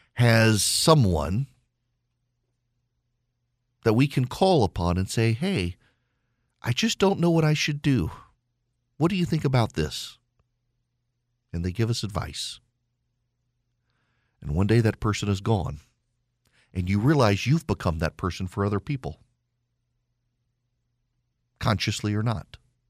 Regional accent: Dubai, United Arab Emirates; I grew up in Dubai, lost track and touch with every single person I went to school with.

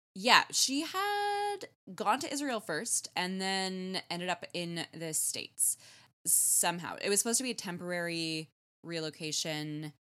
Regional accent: Canada; as a Canadian

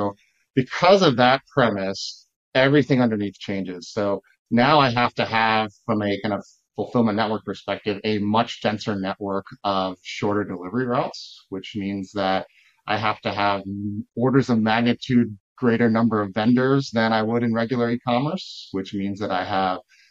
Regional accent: Texas, United States; now in Chicago, United States; I grew up in Texas

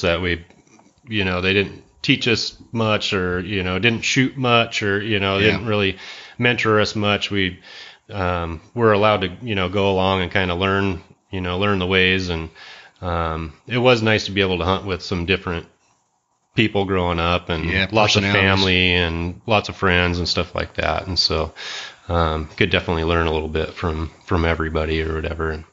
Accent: Coeur d'Alene, Idaho, United States; also born or lived in Post Falls, Idaho; I've been a Idaho native. I grew up here. I was born in Coeur d'Alene and spent my whole life here.

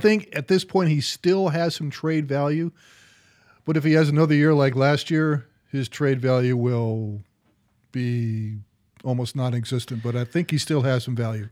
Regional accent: Ohio, United States; I'm from Ohio

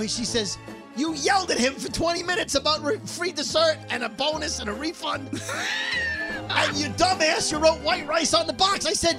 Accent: Brooklyn, New York, United States; I'm from Brooklyn!

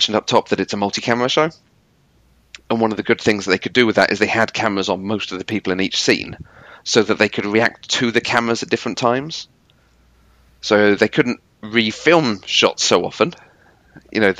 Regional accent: United Kingdom; I'm British

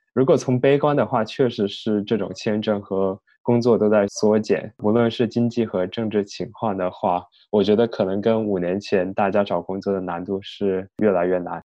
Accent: Chongqing, China; moved away as an adult; now in United States; 我的家乡在重庆嘛，也不是北京、上海的一线城市

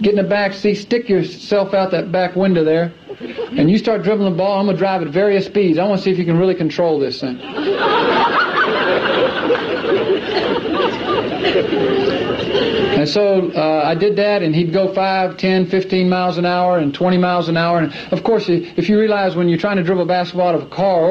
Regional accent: Clemson, South Carolina, United States; I grew up in Clemson, South Carolina, and when I was 4 years old, the only thing I ever knew was basketball

